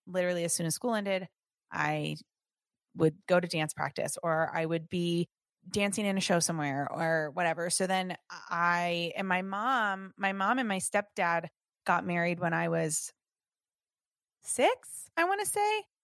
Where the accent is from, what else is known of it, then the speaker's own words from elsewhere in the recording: Southern California, United States; I grew up in Southern California